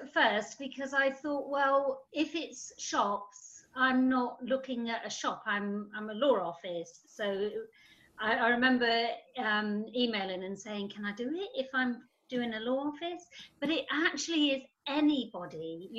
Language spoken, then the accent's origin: English; Germany; oh, well, I grew up in Germany and I didn't really have anything and I didn't really know.